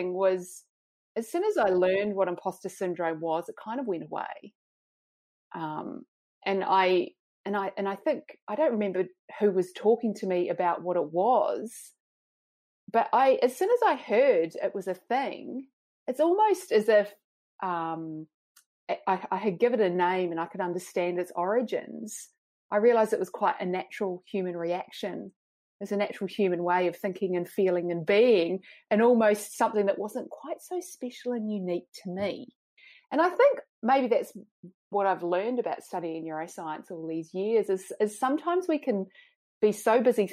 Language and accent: English; New Zealand; moved away as an adult; also born or lived in Oxford, United Kingdom; now in Sydney, Australia; I'm a Kiwi, as I said, grew up in New Zealand